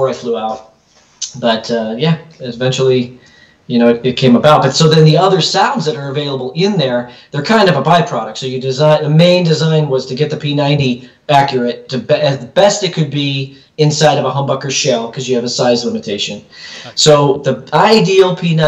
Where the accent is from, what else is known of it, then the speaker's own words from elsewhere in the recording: Chicago, Illinois, United States; moved away as an adult; now in California, United States; I'm from the Chicagoland area.